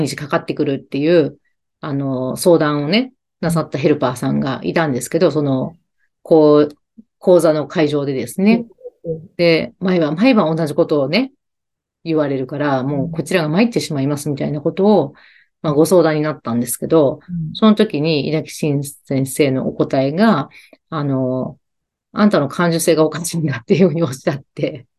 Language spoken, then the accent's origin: Japanese; Kansai, Japan; accent: Kansai-ben; 関西弁出ちゃいました